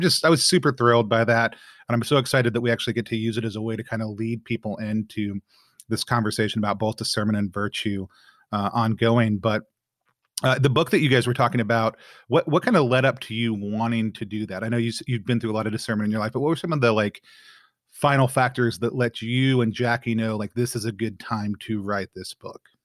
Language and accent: English; Texas, United States; I was born in Texas, grew up in Texas